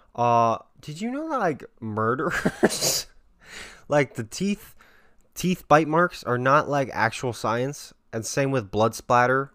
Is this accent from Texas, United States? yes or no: no; Las Vegas, Nevada, United States; growing up in Vegas